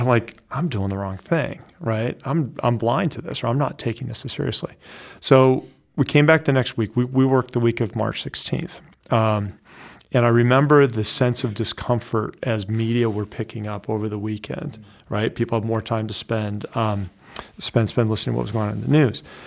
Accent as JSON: {"language": "English", "region": "Iowa", "country": "United States", "tie": "born or raised there", "also_born_or_lived": "West Coast / New Hampshire", "moved": "as an adult", "said": "I grew up in Iowa"}